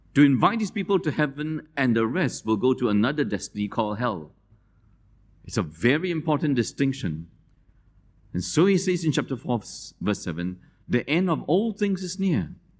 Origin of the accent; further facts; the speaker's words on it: Malaysia; moved away; I wear the sarong because I grew up in Malaysia